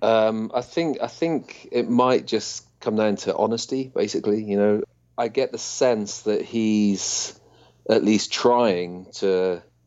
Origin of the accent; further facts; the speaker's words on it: United Kingdom; being British